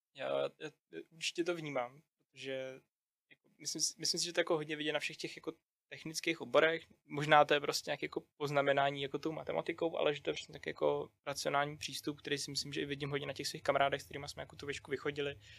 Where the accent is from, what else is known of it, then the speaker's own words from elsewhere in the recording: Czechia; jako Češi